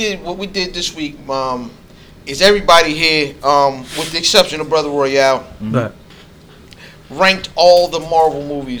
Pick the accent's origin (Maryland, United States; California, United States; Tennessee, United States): Maryland, United States; Baltimore; Yo, I'm from East Baltimore.